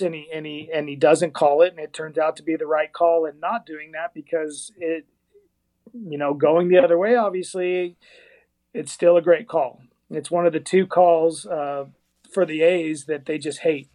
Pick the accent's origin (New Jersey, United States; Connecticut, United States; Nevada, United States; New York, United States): Nevada, United States; Las Vegas; now in Arizona, United States; I'm I'm actually from Las Vegas, and uh, you know, before I moved to Arizona